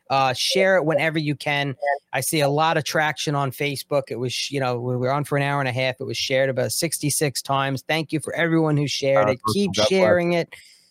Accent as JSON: {"language": "English", "region": "New York", "country": "United States", "tie": "born or raised there"}